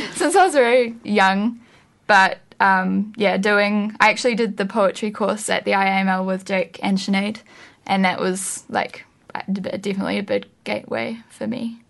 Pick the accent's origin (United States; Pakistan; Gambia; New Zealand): New Zealand; Wellington; also born or lived in Australia; I was born in Australia, but I've lived in Wellington since I was like two. So yeah, I'm definitely a Wellington girl.